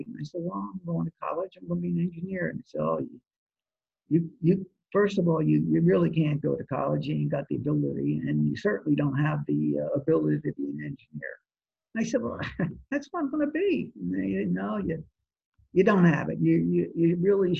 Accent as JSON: {"language": "English", "region": "New Jersey", "country": "United States", "tie": "born or raised there", "also_born_or_lived": "Atlantic City, New Jersey", "said": "I grew up in New Jersey, actually. I was born in Atlantic City, okay. Grew up in New Jersey, and I went to Holy Spirit High"}